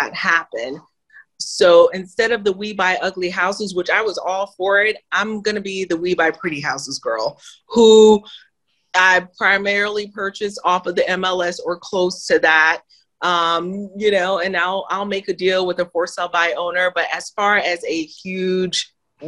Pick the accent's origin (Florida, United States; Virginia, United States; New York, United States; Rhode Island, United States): Florida, United States; Miami; also born or lived in Haiti; now in Georgia, United States; born in Haiti. Okay, poorest country in the Western Hemisphere, was raised in Miami